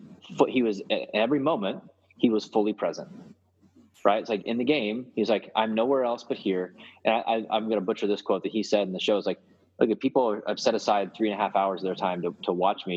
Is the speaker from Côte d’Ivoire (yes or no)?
no; Missouri, United States; moved away; also born or lived in Oklahoma; I grew up in Missouri for a long time and then Oklahoma.